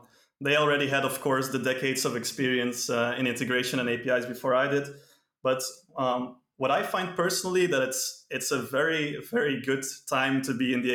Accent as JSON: {"language": "English", "country": "Belgium", "said": "I'm from Belgium."}